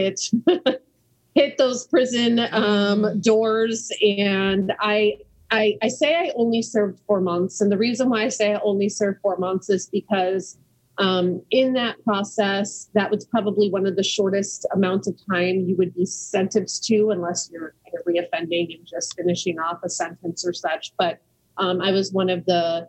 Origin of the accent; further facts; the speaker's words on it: Scottsdale, Arizona, United States; also born or lived in New Mexico; I'm originally from the Southwest, born in New Mexico, moved to Arizona at a very young age. And, if we start way back, we moved to Scottsdale, Arizona